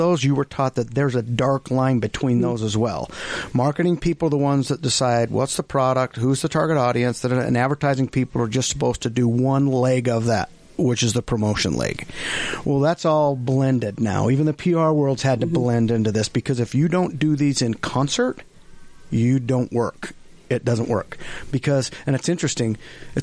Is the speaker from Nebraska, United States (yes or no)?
no; Fruit Heights, Utah, United States; also born or lived in Ogden, Utah; we moved before I can even remember anything to Fruit Heights, Utah. So we lived right in Fruit Heights